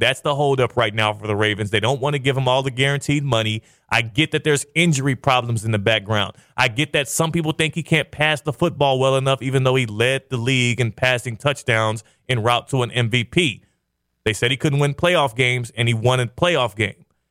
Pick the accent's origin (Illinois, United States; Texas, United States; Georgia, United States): Texas, United States; Houston; I grew up in Houston